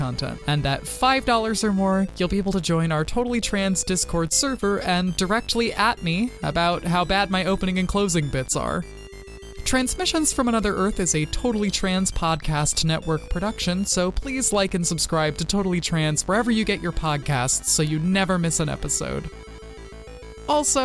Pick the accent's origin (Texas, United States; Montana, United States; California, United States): Texas, United States; moved away; my home state of Texas